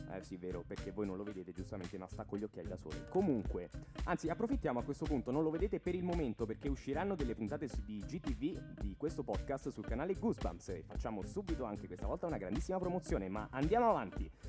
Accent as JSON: {"language": "Italian", "town": "Latina", "region": "Lazio", "country": "Italy", "tie": "born or raised there", "said": "Qui siamo nella mia città natale, a Latina"}